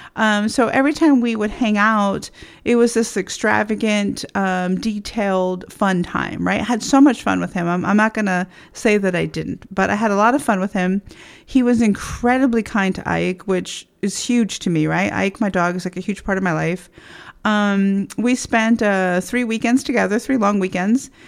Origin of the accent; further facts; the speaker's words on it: Texas, United States; I grew up in Texas in uh, the 70s